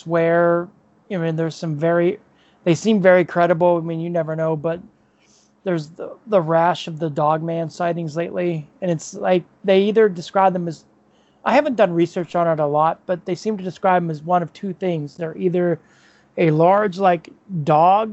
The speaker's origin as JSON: {"language": "English", "area": "Chestnut Ridge area", "region": "Pennsylvania", "country": "United States", "tie": "born or raised there"}